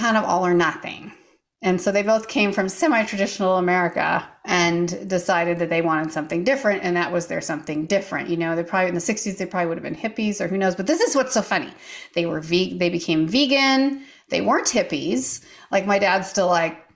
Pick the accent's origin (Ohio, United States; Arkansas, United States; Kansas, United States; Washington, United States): Washington, United States; Eastern Washington State, United States; moved away as an adult; also born or lived in Seattle area, Washington / Tennessee; I grew up way out in the middle of nowhere, literally in the wilds of Eastern Washington State, which is literally nowhere